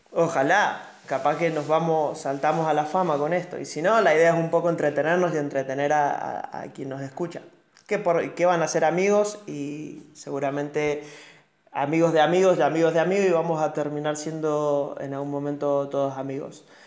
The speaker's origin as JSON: {"language": "Spanish", "region": "Mendoza", "country": "Argentina", "said": "hablando como mendocino"}